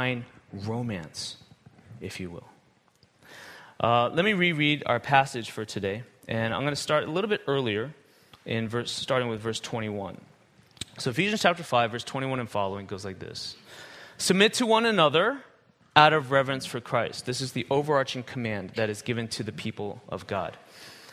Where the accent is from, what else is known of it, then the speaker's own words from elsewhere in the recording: United States; moved away as an adult; I was born in America, raised in America, lived there almost my whole life for 40 years